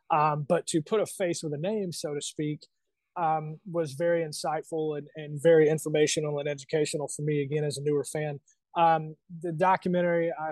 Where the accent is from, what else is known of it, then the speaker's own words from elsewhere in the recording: United States; as an American fan